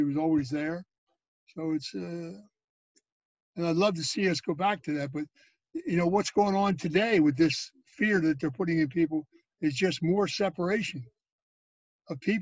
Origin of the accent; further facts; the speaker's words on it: Philadelphia, Pennsylvania, United States; when I was growing up in Philadelphia, we never locked our front doors.